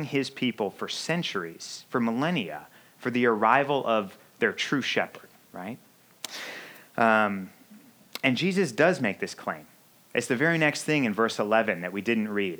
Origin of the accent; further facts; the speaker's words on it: Missouri, United States; now in Chicago, United States; I grew up in Missouri